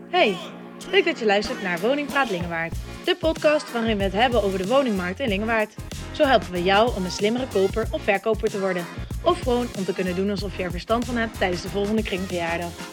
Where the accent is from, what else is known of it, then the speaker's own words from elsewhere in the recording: Gendt, Gelderland, Netherlands; also born or lived in Nijmegen; ik kom uit Gent